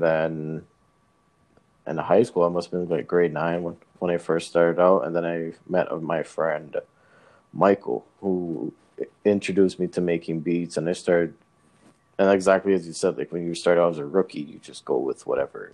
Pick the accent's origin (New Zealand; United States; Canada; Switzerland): Canada; Brampton, Ontario; I'm from Brampton